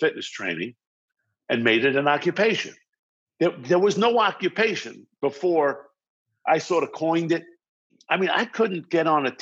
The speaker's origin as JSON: {"language": "English", "town": "Baldwin", "region": "New York", "country": "United States", "tie": "born or raised there", "also_born_or_lived": "Brooklyn, New York", "accent": "New York, New Jersey vibe", "moved": "as an adult", "lives_now": "Los Angeles, United States"}